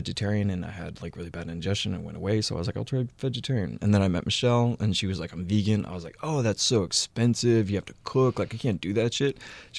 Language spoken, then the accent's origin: English; Texas, United States; But I'm from Texas. And to a man from Texas, yeah, jorts are like a mating call.